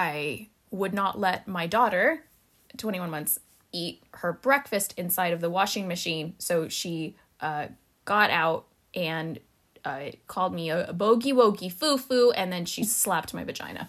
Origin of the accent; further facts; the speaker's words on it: United States; I am an American